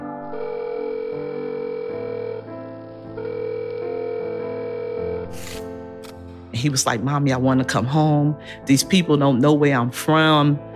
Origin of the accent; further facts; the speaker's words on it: Orange, New Jersey, United States; I'm from Orange, New Jersey